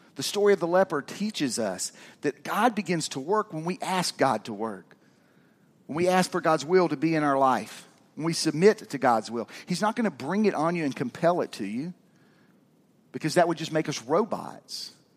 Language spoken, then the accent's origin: English; Georgia, United States; also born or lived in Kentucky; I moved to Georgia when I was six from Kentucky